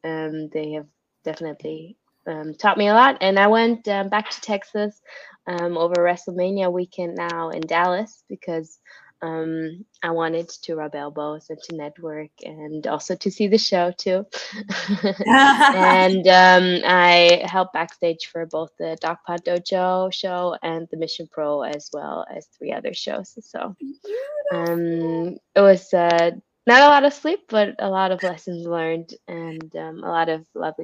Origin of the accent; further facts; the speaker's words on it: Switzerland; From Switzerland.